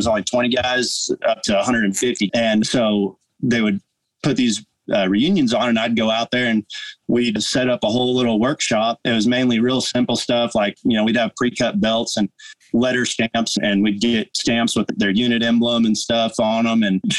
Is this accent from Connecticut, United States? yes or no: no; by Lake Tahoe, Northern California, United States; now in Oklahoma, United States; growing up in Northern California, I was up by Lake Tahoe ski resorts and mountains